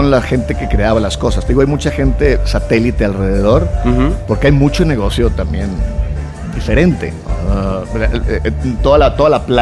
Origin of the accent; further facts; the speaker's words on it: Venezuela; also born or lived in Mexico / Los Angeles; soy de Venezuela, pero te bajaba en México, yo he vivido en Los Ángeles.